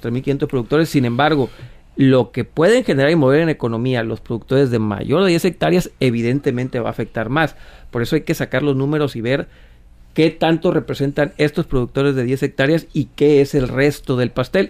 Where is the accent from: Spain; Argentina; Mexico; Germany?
Mexico; como mexicanos